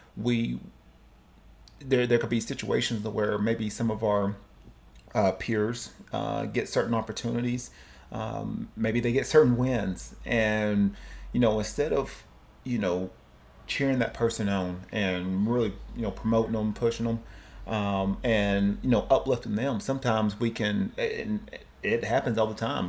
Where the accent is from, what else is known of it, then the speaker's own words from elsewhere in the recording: Cleveland, Tennessee, United States; moved away; also born or lived in Oceanside; my hometown, uh, Cleveland, Tennessee